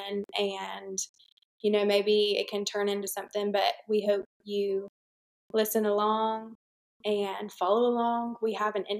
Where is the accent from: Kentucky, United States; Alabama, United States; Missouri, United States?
Alabama, United States; Troy; I'm from Troy, Alabama